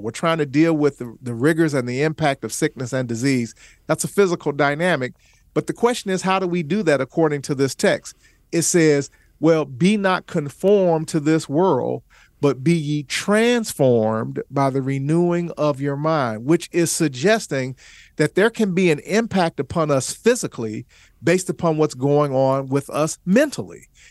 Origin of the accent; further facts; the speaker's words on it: Chicago, Illinois, United States; I came from the South Side of Chicago